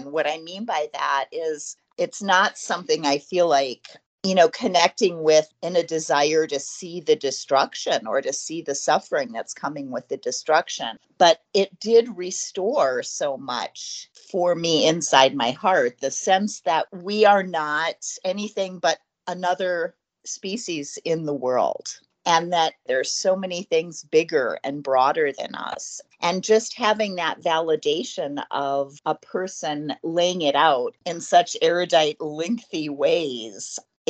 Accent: United States; being 50 years old and growing up in America

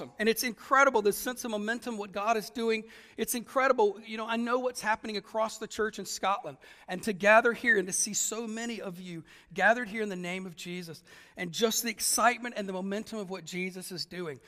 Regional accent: Germany; now in Ireland; I'm only Irish by living there for such a long time. I'm clearly German

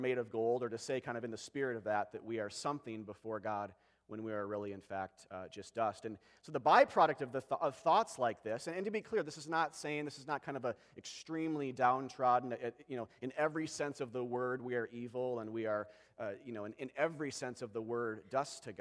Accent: Apple Valley, Minnesota, United States; I grew up in Apple Valley

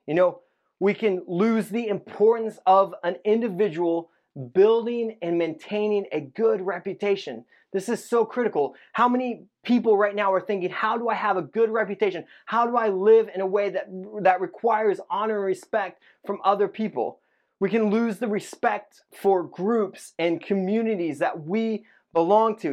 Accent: Indiana, United States; moved away; I grew up in Indiana

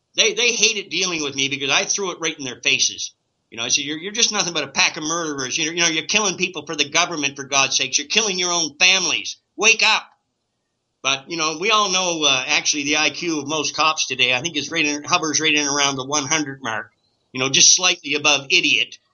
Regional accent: Canada; as a Canadian

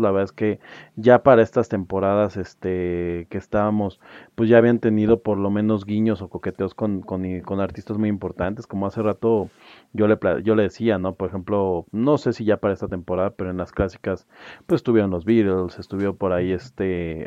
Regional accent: Mexico; yo creo que a nosotros como, como latinoamericanos y como mexicanos

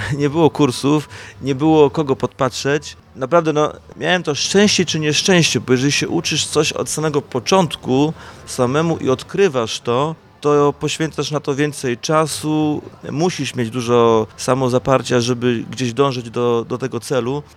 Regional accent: Zielona Góra, Lubusz Voivodeship, Poland; also born or lived in Bytom Odrzański; ja pochodzę z Zielonej Góry

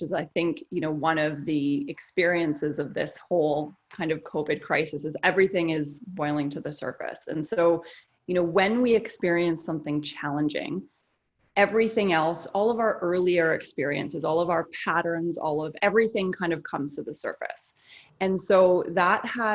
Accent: Canada; now in United States; I'm Canadian

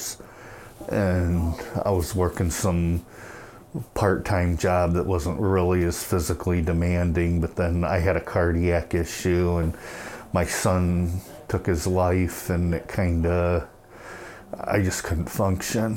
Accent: Portage, United States; also born or lived in Colorado; I'm from this area. I was raised in Portage, and I lived in Colorado for part of my life too

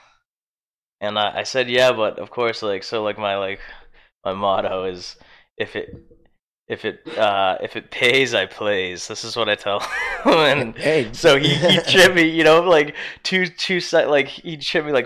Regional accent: Halifax, Massachusetts, United States; I'm from Halifax.

